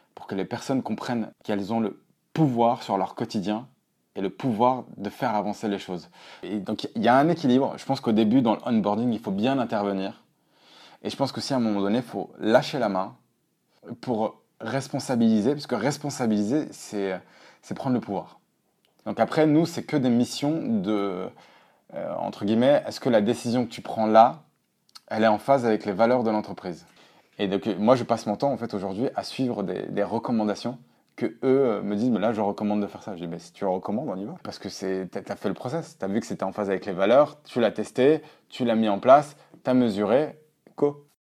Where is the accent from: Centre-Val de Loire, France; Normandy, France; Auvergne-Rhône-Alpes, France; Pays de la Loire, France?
Auvergne-Rhône-Alpes, France; je viens d'Auvergne